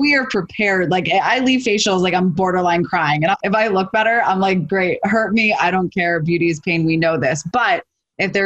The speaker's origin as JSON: {"language": "English", "region": "New York", "country": "United States", "said": "I'm from New York"}